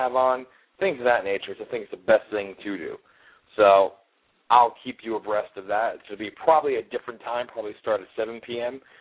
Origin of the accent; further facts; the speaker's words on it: Milford, Pennsylvania, United States; moved away; I grew up in Milford, Pennsylvania, which is about 20 minutes away from Newton, New Jersey